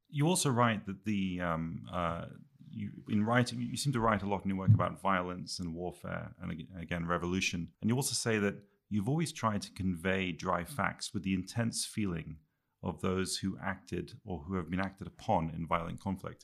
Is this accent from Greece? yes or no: no; Quebec, Canada; moved away; also born or lived in England / Scotland; I grew up, uh, as an English kid in Canada, in French Canada